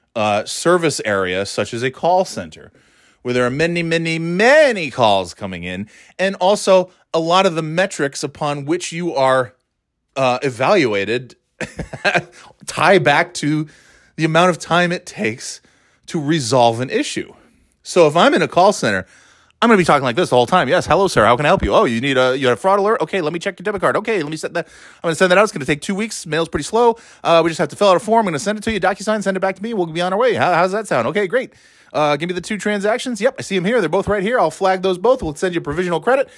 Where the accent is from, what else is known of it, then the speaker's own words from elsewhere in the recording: Burnt Hills, New York, United States; moved away; I know all the towns in that, uh, general area, 'cause I grew up there